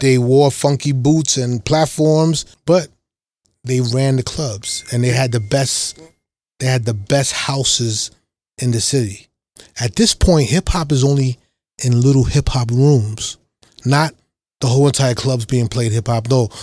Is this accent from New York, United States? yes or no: yes; New York City, New York, United States; I grew up in Lower East Side, Harlem, and then Brooklyn